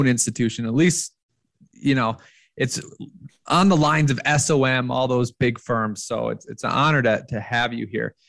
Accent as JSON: {"language": "English", "town": "Rochester", "region": "Minnesota", "country": "United States", "said": "I'm from Rochester, Minnesota"}